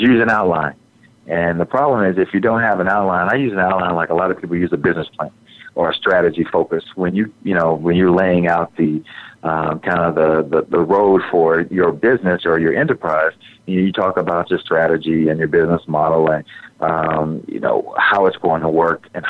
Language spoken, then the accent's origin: English; Texas, United States; in Texas, I'm a Southerner